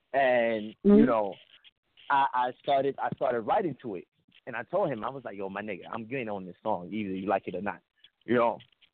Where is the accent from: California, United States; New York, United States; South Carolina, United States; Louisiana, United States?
New York, United States; New York City; I'm from the BX. I'm from the Bronx, from Co-op City.